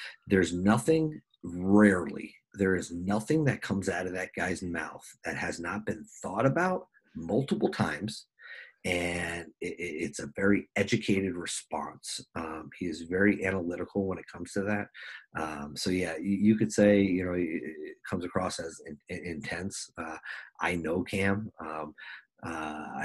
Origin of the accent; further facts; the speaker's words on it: New Jersey, United States; moved away as an adult; also born or lived in Minnesota; now in South Dakota, United States; I'm from New Jersey. We get snow.